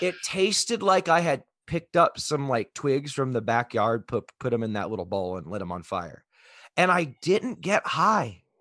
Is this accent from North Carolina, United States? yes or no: no; Texas, United States; I grew up in Texas